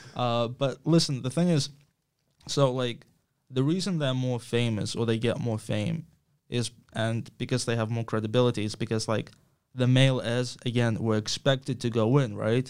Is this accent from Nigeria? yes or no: no; Ukraine; I'm from Ukraine